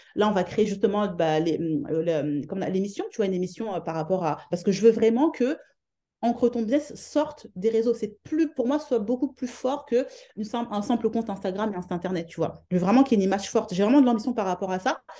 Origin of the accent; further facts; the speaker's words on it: France; moved away as an adult; now in London, United Kingdom; je suis de France